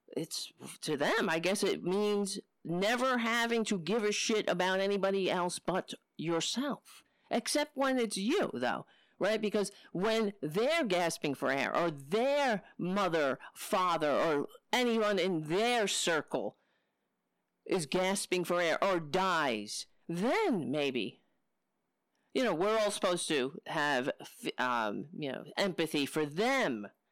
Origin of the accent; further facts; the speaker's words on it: New York City, New York, United States; moved away; also born or lived in Brooklyn; I grew up on Staten Island.